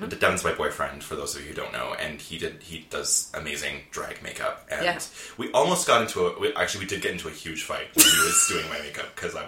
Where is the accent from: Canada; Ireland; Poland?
Canada; Cobourg, Ontario; Well, growing up in Cobourg was great